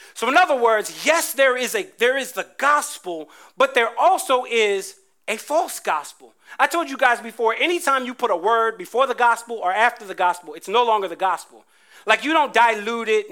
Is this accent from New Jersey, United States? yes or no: yes; New Jersey, United States; I grew up in Jersey